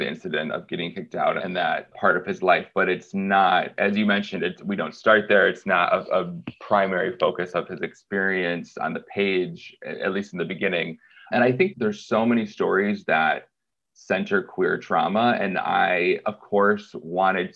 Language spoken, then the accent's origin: English; small town Michigan, United States; Growing up in the Rust Belt in small town Michigan